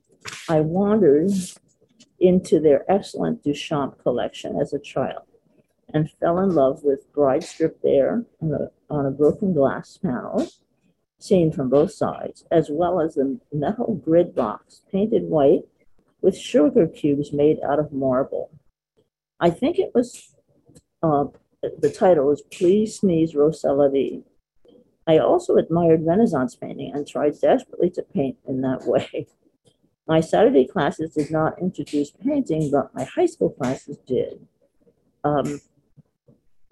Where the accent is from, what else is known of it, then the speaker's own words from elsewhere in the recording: Philadelphia, Pennsylvania, United States; I was born in Philadelphia